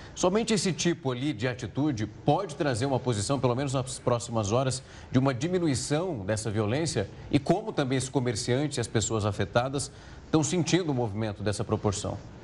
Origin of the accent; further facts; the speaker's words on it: Ribeirão Preto, São Paulo, Brazil; Eu sou de Ribeirão Preto